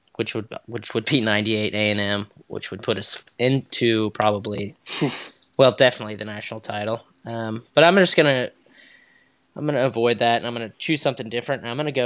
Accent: Topeka, Kansas, United States; we're both from Topeka

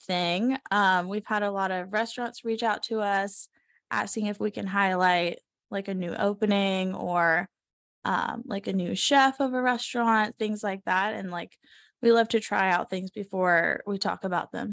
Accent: Savannah, Georgia, United States; moved away as an adult; we're both from the South. I'm from Savannah, Georgia, and he's from South Florida. So, um, I mean, we grew up in, like, a slower pace environment

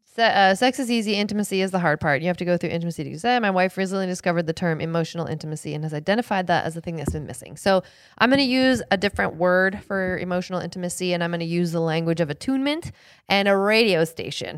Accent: Seattle, Washington, United States; I grew up in Seattle

